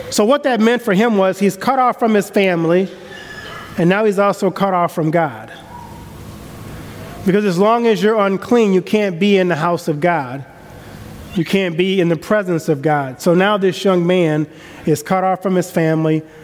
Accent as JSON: {"language": "English", "region": "the South", "country": "United States", "tie": "born or raised there", "said": "I grew up in the South, and we have a different system of honor and code down South and respect"}